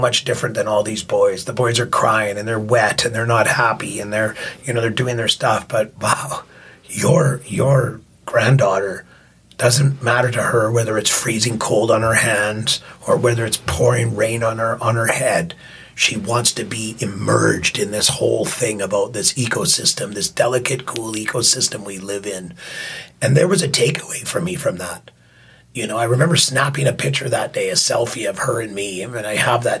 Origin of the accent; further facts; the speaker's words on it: Yarrow, British Columbia, Canada; Yarrow, where I grew up a lot in Yarrow. I spent a lot of time in Yarrow.